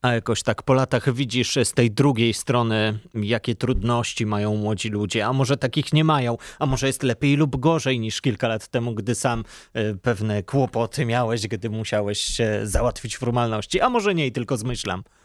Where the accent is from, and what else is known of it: Poland